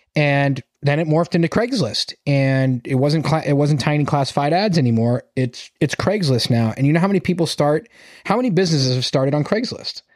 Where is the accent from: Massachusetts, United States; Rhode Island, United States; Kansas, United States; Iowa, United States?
Massachusetts, United States; I'm from Massachusetts.